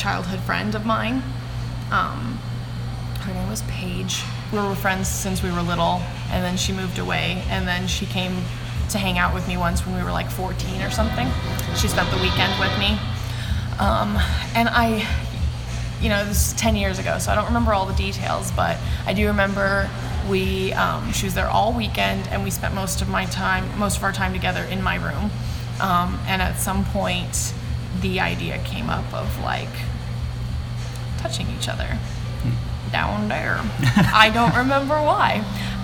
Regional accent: Yakima, Washington, United States; I grew up in Yakima, Washington.

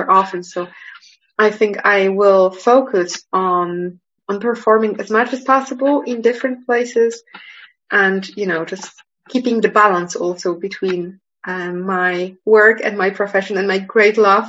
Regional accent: Poland; English is a second language; moved away as an adult; also born or lived in Manchester / Geneva; I was born here in Poland and I spent most of my study time here before I went to the university in Manchester and then to Geneva

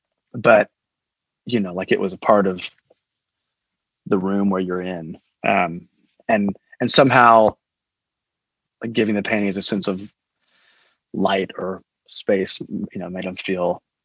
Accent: Fort Worth, Texas, United States; I grew up in Fort Worth, and the Fort Worth Modern is just down the street

